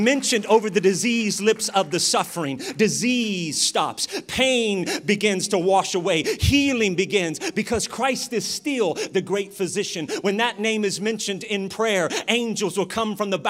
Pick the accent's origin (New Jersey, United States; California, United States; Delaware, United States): California, United States; Sacramento; I'm from Oak Park, Sacramento.